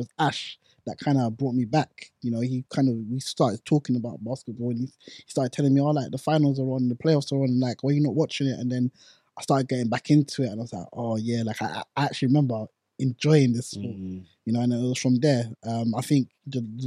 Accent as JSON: {"language": "English", "country": "Ghana", "tie": "born or raised there", "moved": "yes", "lives_now": "England", "said": "I didn't grow up in England. I grew up in Ghana."}